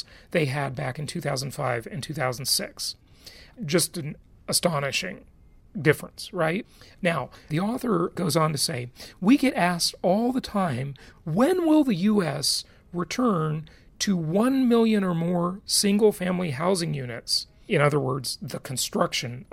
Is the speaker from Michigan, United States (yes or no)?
no; Los Angeles, California, United States; also born or lived in Orange County, California; growing up in Los Angeles